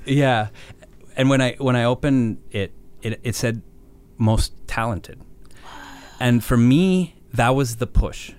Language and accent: English; Banff, Alberta, Canada; I was born in Banff